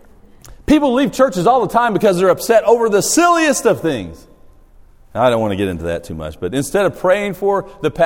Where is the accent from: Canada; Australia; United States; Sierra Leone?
Australia; moved away; I grew up in Australia